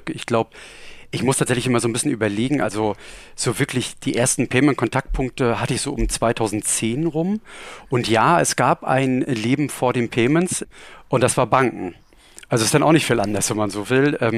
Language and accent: German; Rostock, Mecklenburg-Vorpommern, Germany; Ich komme ursprünglich aus Rostock, ähm, also auch jetzt nicht so weit weg und ähm, habe da auch meine Ausbildung gemacht und habe dann tatsächlich dort auch mein Studium gemacht.